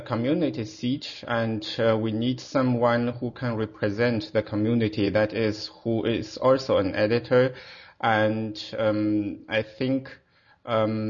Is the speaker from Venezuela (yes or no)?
no; Harbin, Heilongjiang, China; English is a second language; moved away as an adult; also born or lived in Shanghai, China / Braunschweig, Germany; now in Mainz, Germany; I was born in China, in Shanghai, and I was grew up in Harbin. This is in the northeast corner of China.